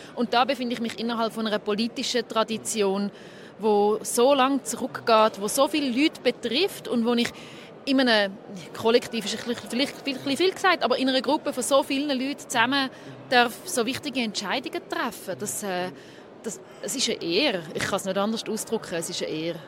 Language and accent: German; Zurich, Switzerland; ich bin 33, ich bin aus Zürich